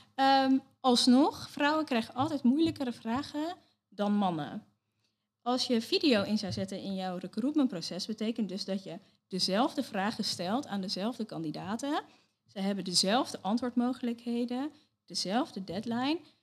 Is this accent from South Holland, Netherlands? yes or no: yes; Leiden, South Holland, Netherlands; geboren en getogen in Leiden